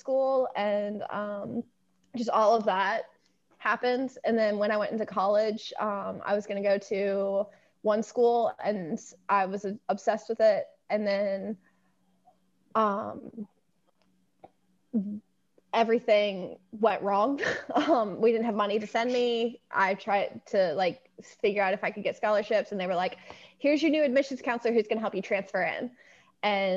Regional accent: Eastern Shore of Maryland, United States; I grew up on the Eastern Shore of Maryland

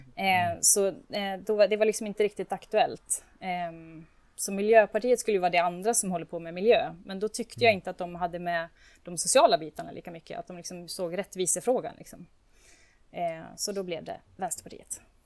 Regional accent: Borlänge, Dalarna County, Sweden; now in Uppsala, Sweden; jag växte upp i Bålänge

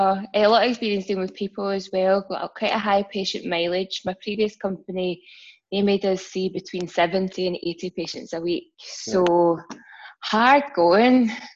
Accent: Glasgow, Scotland, United Kingdom; I'm from Glasgow.

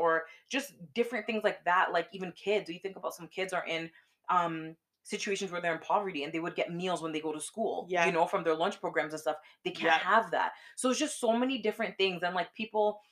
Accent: Canada; we're from Canada

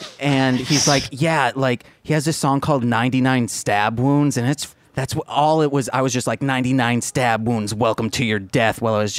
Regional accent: Muskegon, Michigan, United States; I'm from Muskegon, Michigan.

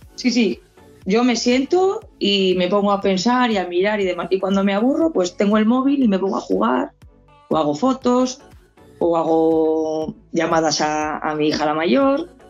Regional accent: Spain; yo soy española

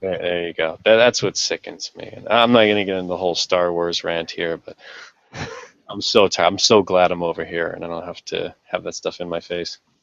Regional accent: Jersey City, New Jersey, United States; moved away as an adult; now in Japan; my hometown of Jersey City

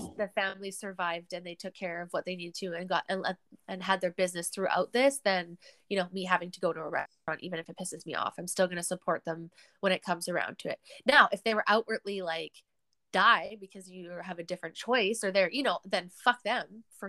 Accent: Canada; I would rather just get back to being Canadian and doing these things

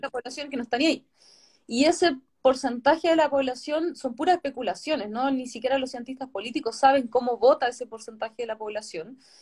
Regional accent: Chiloé, Los Lagos, Chile; yo no soy de Santiago, soy chilota

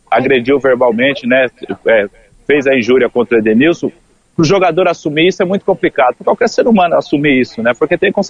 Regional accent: São Paulo, Brazil; now in Rio de Janeiro, Brazil; eu sou do interior de São Paulo e se usa bastante, mano.

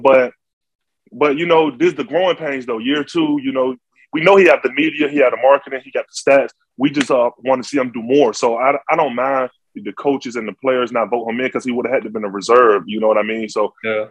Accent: Norfolk, Virginia, United States; I'm from Norfolk, Virginia

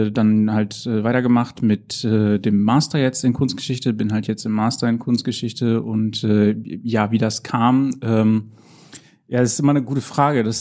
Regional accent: Haren, Lower Saxony, Germany; now in Münster, Germany; Ja, also ursprünglich komme ich halt äh, auch eher aus dem Norden Deutschlands, also ich komme aus dem Emsland

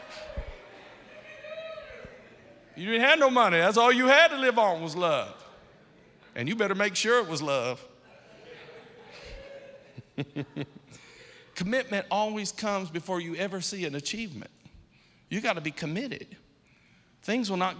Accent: Akron, Ohio, United States; I'm from Akron, Ohio

